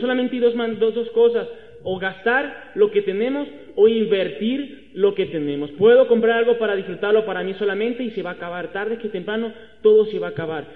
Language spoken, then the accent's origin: Spanish; Venezuela; moved away as an adult; now in Mexico; Acá en México soy un extranjero soy venezolano